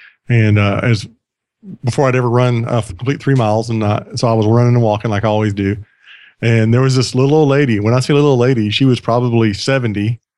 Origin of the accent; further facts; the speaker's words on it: the South, United States; accent: Southern; my sister-in-law was making fun of my Southern accent.